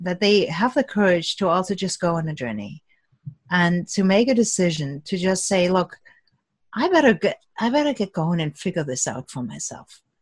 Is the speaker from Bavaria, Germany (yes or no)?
no; Cologne, North Rhine-Westphalia, Germany; moved away; Cologne, which is my hometown